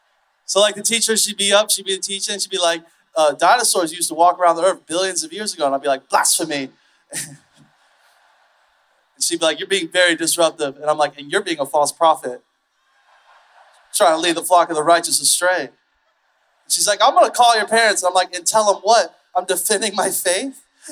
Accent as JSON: {"language": "English", "town": "Fort Myers", "region": "Florida", "country": "United States", "lives_now": "Austin, United States", "said": "I'm from Florida."}